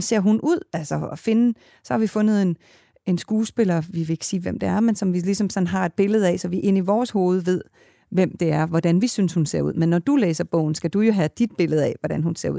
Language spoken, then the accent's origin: Danish; Kalundborg, Zealand, Denmark; moved away; jeg er født i Kalundborg